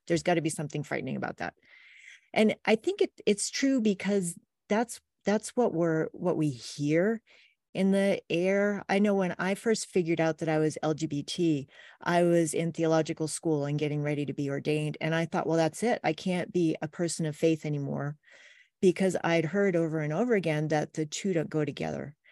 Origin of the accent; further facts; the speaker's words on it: Wells, Maine, United States; now in Pleasant View, Utah, United States; I grew up in rural Maine